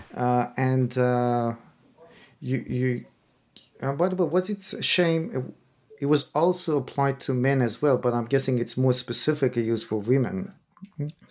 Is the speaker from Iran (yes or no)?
yes; Iran; moved away; I'm originally from Iran